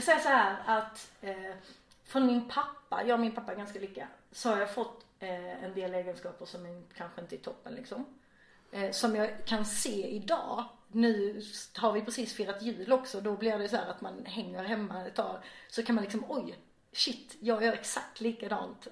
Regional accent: Vejbystrand, Skåne, Sweden; moved away as an adult; also born or lived in Gothenburg / Norway; now in Malmö, Sweden; Jag är uppväxt i Vejbystrand som ligger i nordvästra Skåne.

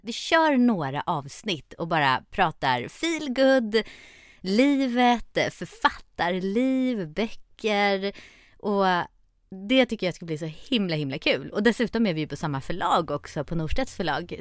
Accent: Stockholm, Stockholm County, Sweden; jag är född och uppvuxen i Stockholm

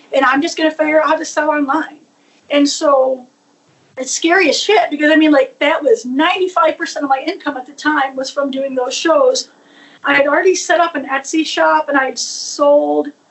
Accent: New York, United States; born or raised there

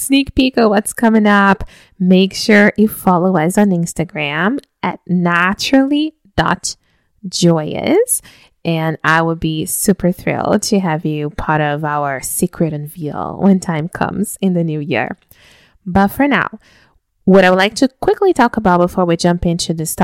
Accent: Brazil; I'm from Brazil, so today is actually when we celebrate the family meal and exchange gifts and so on

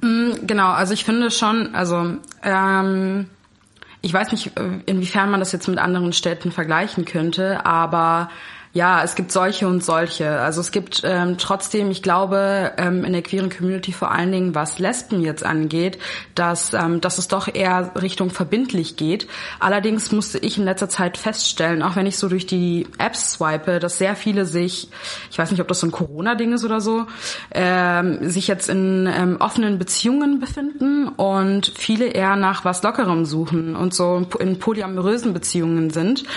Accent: Berlin, Germany; also born or lived in Kazakhstan / London; ich bin in Berlin groß geworden. Genau, also ich bin schon immer hier.

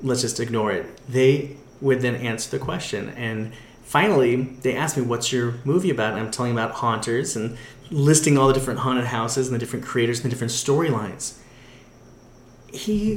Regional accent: Orange County, California, United States; I grew up in Orange County

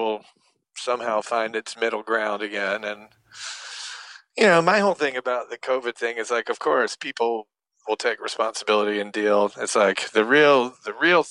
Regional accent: Atlanta, Georgia, United States; where I grew up in Atlanta

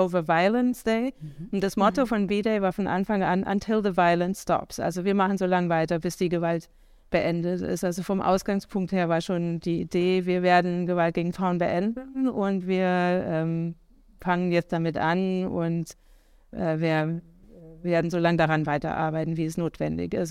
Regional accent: Idar-Oberstein, Rhineland-Palatinate, Germany; moved away; ich bin aufgewachsen im schönen Ida-Oberstein in Rheinland-Pfalz

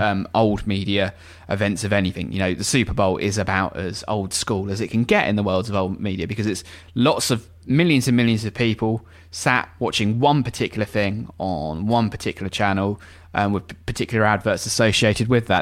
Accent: England, United Kingdom; as an Englishman

